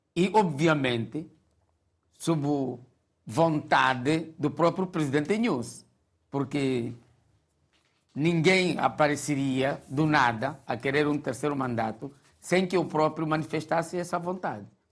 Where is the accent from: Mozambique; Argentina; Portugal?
Mozambique; como moçambicanos